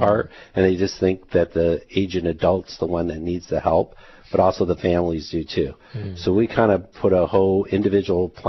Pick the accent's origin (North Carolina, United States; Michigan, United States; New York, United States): Michigan, United States; Detroit; now in Hawaii, United States; I grew up in Michigan